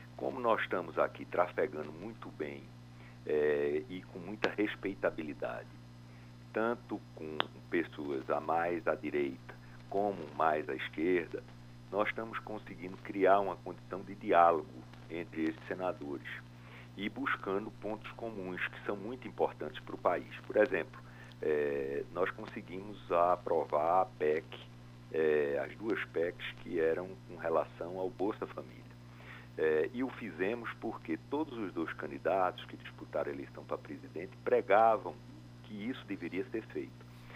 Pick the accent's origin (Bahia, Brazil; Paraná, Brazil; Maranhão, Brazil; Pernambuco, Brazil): Pernambuco, Brazil; Recife; eu não nasci em Caruaru, sou de Recife, nasci em Recife